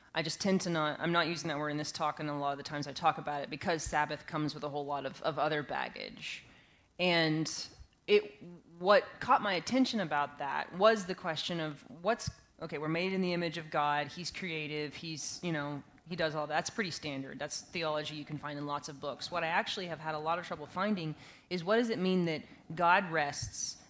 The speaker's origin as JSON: {"language": "English", "region": "West Texas", "country": "United States", "tie": "born or raised there", "said": "I grew up in West Texas"}